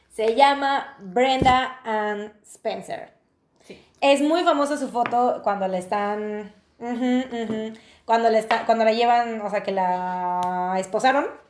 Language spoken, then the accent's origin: Spanish; Veracruz, Mexico; nosotros es, en Veracruz, jarochos, jaranas